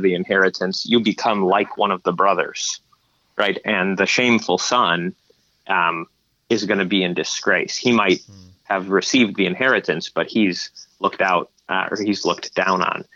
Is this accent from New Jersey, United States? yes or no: no; Michigan, United States; we're from Michigan